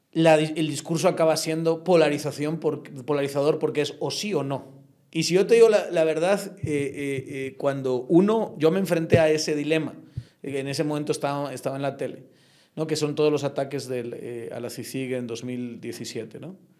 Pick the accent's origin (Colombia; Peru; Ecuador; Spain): Spain; moved away as an adult; now in Guatemala; un español como lo soy yo